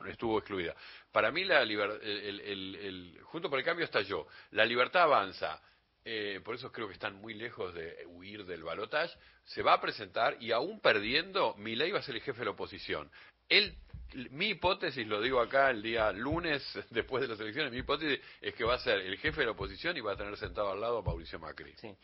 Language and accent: Spanish; Uruguay; now in Argentina; yo que soy uruguayo y recuerdo que cuando vine acá en, los, en los 70, a, la Argentina